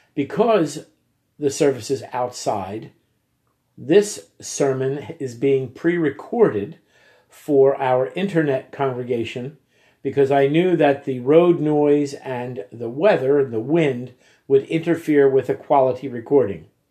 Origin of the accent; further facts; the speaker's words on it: United States; accent: American; they could tell by my accent that I was American